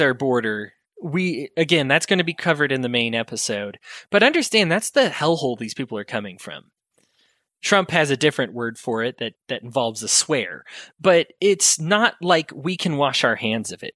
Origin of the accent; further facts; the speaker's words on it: United States; As American people